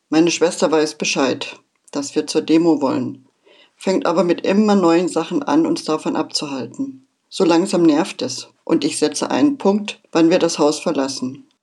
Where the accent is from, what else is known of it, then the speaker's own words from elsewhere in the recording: Germany; Ich bin ein Kind der DDR und wurde da hinein geboren. So kannte ich nichts anderes. Also Pionier, FDJler, brav angepasst.